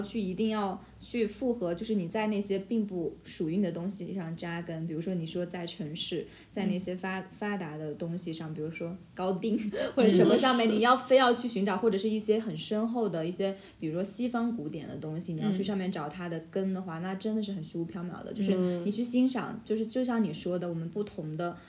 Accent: North China, China; 就是北方，其实我一直会作为北方人会觉得南方话很好听

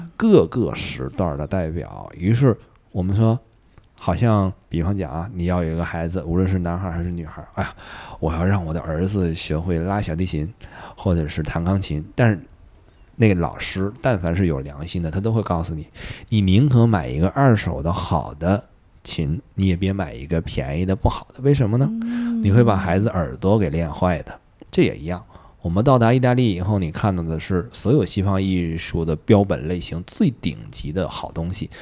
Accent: China; 我们中国人

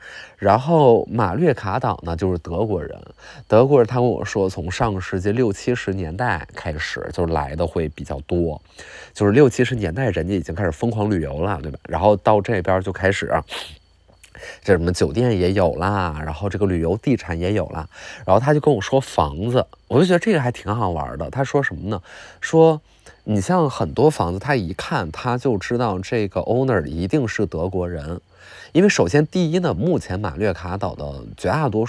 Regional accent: Northeast China, China; 但是你想啊，我们东北人就是了解这种热带气候和热带美景

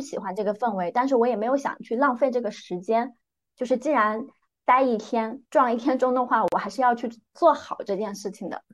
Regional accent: northern Jiangsu, China; moved away as an adult; also born or lived in Hong Kong; now in Shenzhen, China; 我出生在江苏苏北的一个小县城，一个非常普通的双职工家庭

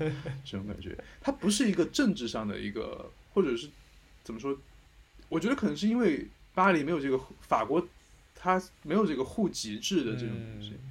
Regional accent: a small town near Chengdu, Sichuan, China; moved away as an adult; also born or lived in Beijing, China; now in Paris, France; 我现在的户口是成都，是成都人，但是我小时候出生和上学都在成都附近的一个小，小镇

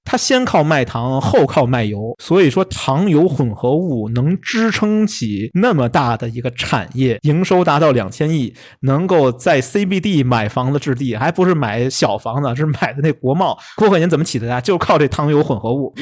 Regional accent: Beijing, China; 这可能我们北京人爱吃这东西啊

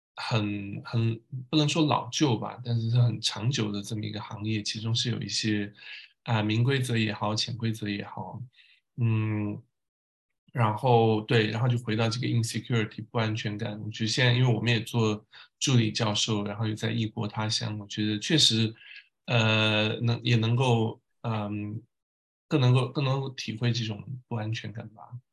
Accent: Tibetan areas of Sichuan, China; moved away as an adult; now in Paris, France; 我是小时候在四川的藏区成长，读书，呃，一直读到上大学

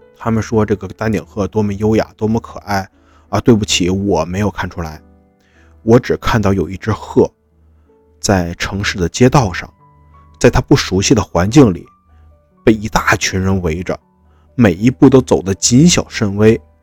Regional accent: Northeast China, China; 我也是东北人，我也是热情好客的

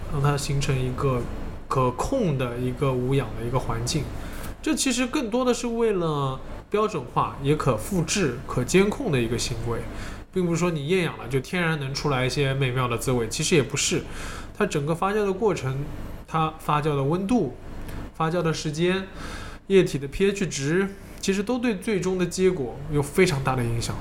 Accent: China; 我们中国人

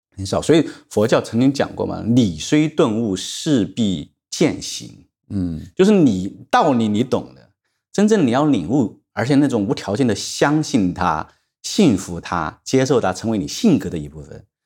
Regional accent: China; 我们中国人常常讲到了一点年纪，你会，呃，认命

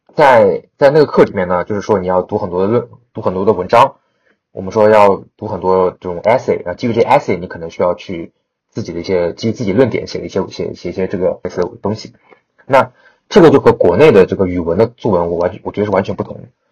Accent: China; 因为我中国人啊

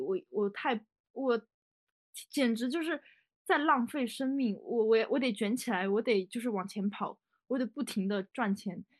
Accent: Guizhou, China; 因为我是贵州人嘛，就有很多那种小山坡啥的

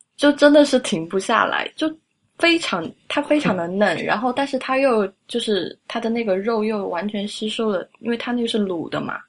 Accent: Sichuan, China; moved away; also born or lived in France; 我是四川人

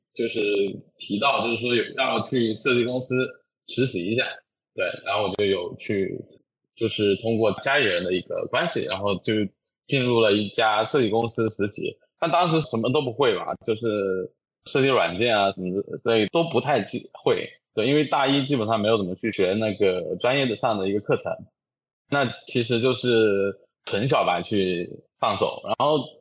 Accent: Jiangxi, China; 我是江西人

